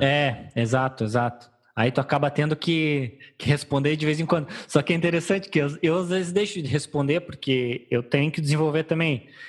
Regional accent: Rio Grande do Sul, Brazil; eu não sou gaúcho que toma chimarrão no verão

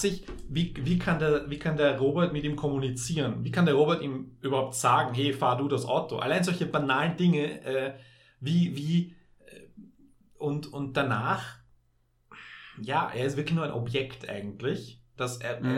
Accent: Vienna, Austria; für mich als Wiener oder als jemand, der näher von Wien aufgewachsen ist mit dieser Sprache

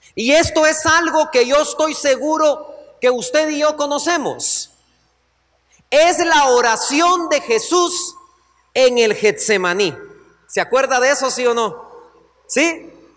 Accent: Guatemala; como hombres que venimos de Guatemala

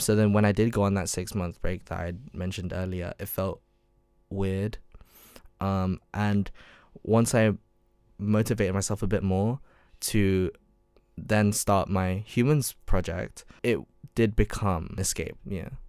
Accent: London, United Kingdom; moved away as an adult; also born or lived in Surrey; I grew up in London.

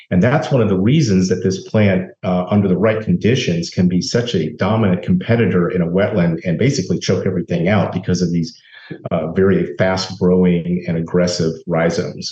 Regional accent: Tallahassee, Florida, United States; moved away as an adult; also born or lived in Virginia; now in South Florida, United States; I grew up in Tallahassee, sort of on the outskirts of town

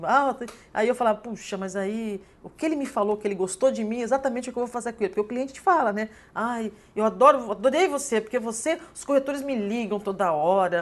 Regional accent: São Paulo, Brazil; moved away as an adult; now in Porto Alegre, Brazil; eu vim de São Paulo, sou paulista, vim para cá

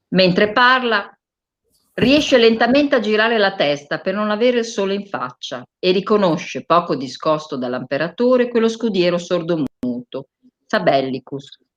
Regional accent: Bologna, Emilia-Romagna, Italy; io sono bolognese

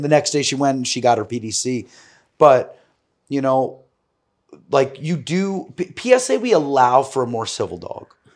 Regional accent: New York City, New York, United States; growing up in New York City

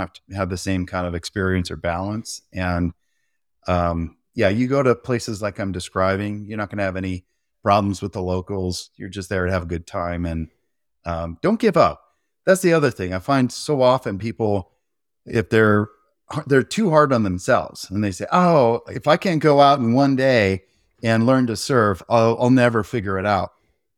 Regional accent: Santa Cruz, California, United States; also born or lived in San Francisco; I grew up surfing in Santa Cruz and San Francisco, and you have to have a wetsuit and think about sharks more than you want to.

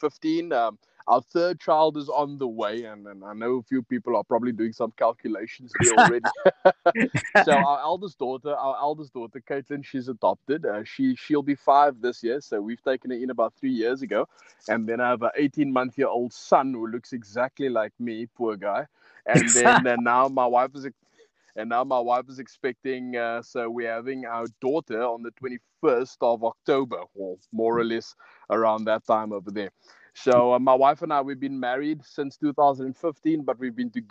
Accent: Cape Town, Western Cape, South Africa; also born or lived in Pelican Park / Wynberg / West Coast; I'm a Cape Flats boy

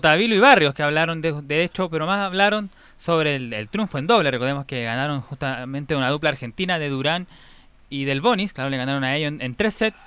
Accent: Chile; como varios chilenos

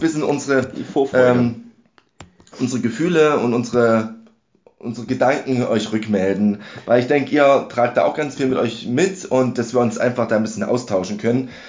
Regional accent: Dresden, Saxony, Germany; Ich komme aus Dresden.

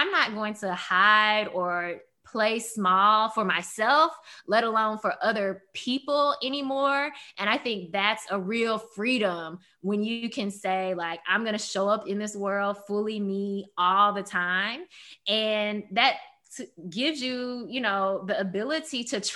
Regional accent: Memphis, Tennessee, United States; moved away as an adult; also born or lived in Maryland; growing up in Memphis, a very Black and white city

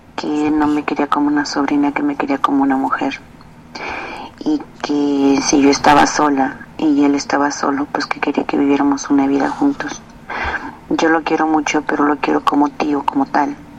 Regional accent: Zacatecas, Mexico; moved away; cada año voy de visita a mi pueblo, Zacatecas

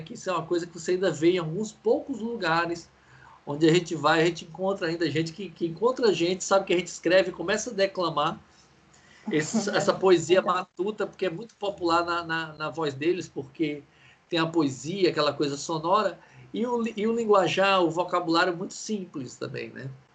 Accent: Ceará, Brazil; por nós, cearenses

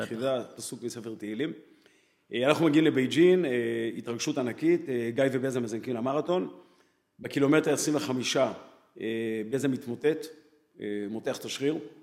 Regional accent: Jerusalem, Jerusalem District, Israel; אח שלי ואני גדלנו בירושלים

